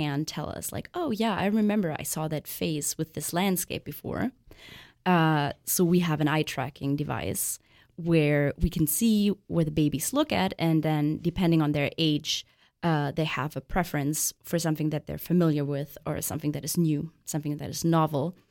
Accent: Germany; I'm actually from Germany

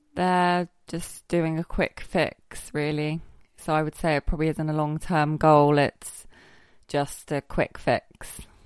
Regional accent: Somerset, South West England, United Kingdom; now in Guernsey; I'm from Somerset

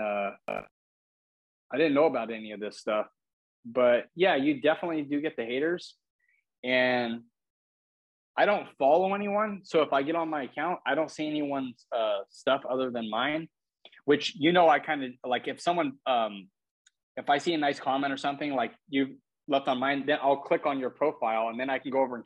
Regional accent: California, United States; moved away as an adult; also born or lived in Oregon; now in Florida, United States; I'm from California originally, but I just moved here from Oregon.

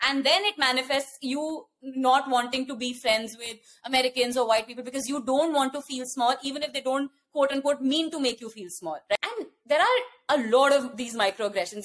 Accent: India; born or raised there; accent: Indian; moved away as an adult; also born or lived in West Lafayette, Indiana / Los Angeles, California; now in United States

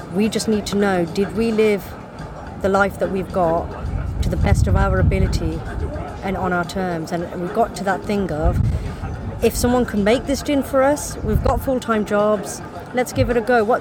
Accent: United Kingdom; we're British and we're British Indian

